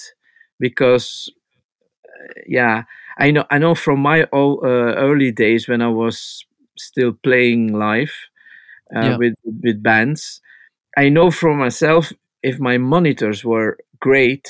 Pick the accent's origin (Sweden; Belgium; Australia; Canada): Belgium; Flanders; I'm from the Flemish part from Belgium